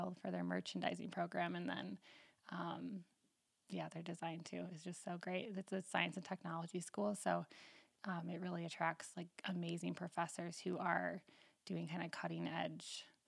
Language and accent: English; Northwest Illinois, United States; now in New Glarus, United States; I grew up in Northwest Illinois, a tiny little farm town of 480 people